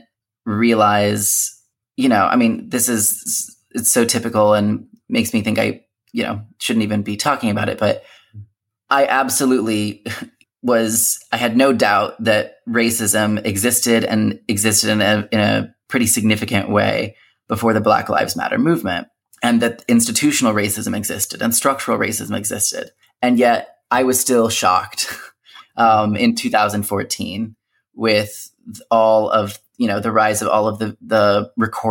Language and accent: English; United States; first language English; growing up in the United States with all those other identities, being a Christian, being able to speak English as my native language